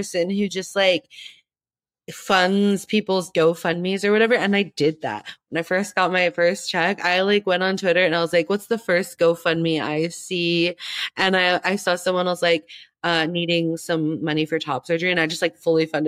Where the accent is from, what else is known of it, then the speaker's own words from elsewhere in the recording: Tempe, Arizona, United States; I grew up in Tempe. I live in Tempe still. All my family lives here. I've been here my whole life